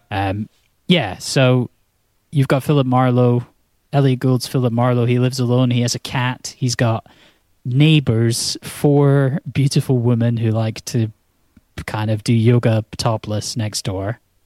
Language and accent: English; Scotland, United Kingdom; I'm from Scotland